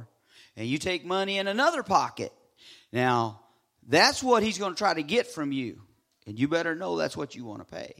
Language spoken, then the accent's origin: English; Southern California, United States; moved away; I'm from Southern California, a very diverse culture